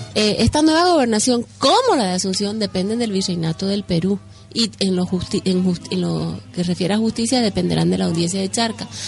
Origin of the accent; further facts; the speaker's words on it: Bolivia; unos somos ah, bolivianos